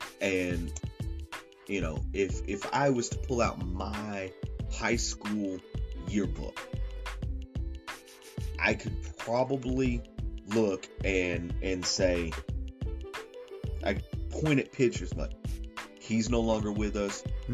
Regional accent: Chattanooga, Tennessee, United States; also born or lived in Galveston, Texas; Raised in Chattanooga

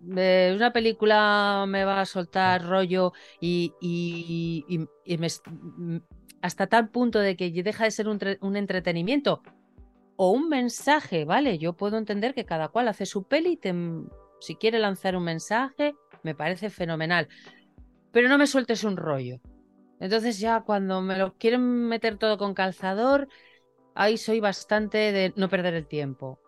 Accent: Torrelavega, Cantabria, Spain; yo era una niña que creció en un pueblo. Hoy ese pueblo es un poquito más grande, ya que está unido a, la ciudad de Torre la Vega... pero mi pueblo se llama Tanos

